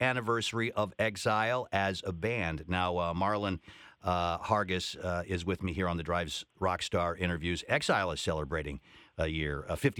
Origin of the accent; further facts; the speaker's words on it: Salt Lake City, Utah, United States; I grew up in Salt Lake City, which is a pretty conservative place